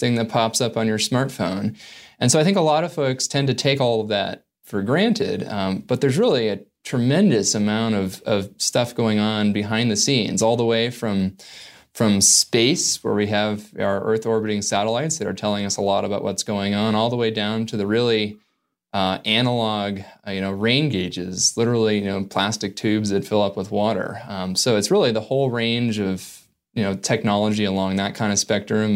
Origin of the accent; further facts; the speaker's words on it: Northern California, United States; growing up in Northern California